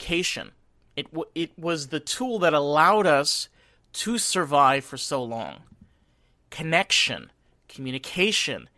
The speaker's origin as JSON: {"language": "English", "area": "Rockland County", "region": "New York", "country": "United States", "tie": "born or raised there", "said": "I grew up in Rockland County, New York"}